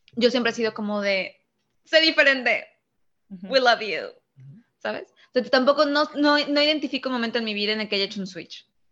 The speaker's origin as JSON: {"language": "Spanish", "country": "Mexico"}